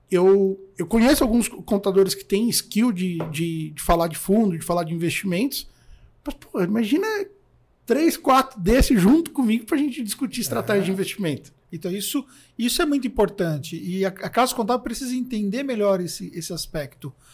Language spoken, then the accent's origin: Portuguese; Taboão da Serra, São Paulo, Brazil; E, pô, sou do Tabuão, é, é longe, né?